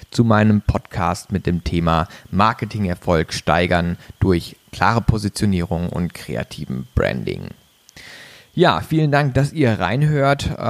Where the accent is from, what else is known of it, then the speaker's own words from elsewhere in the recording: Baden-Baden, Baden-Württemberg, Germany; moved away as an adult; bin aufgewachsen in Baden-Baden, kleinen Örtchen äh, in der Nähe vom Schwarzwald. Also ich komme aus dem Süden Deutschlands, habe mein Abitur da gemacht auf einem Wirtschaftsgymnasium